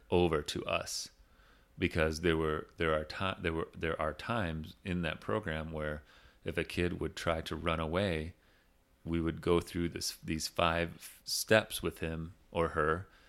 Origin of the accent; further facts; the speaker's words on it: Big Rapids, Michigan, United States; moved away; there's a school in my hometown called Ferris State University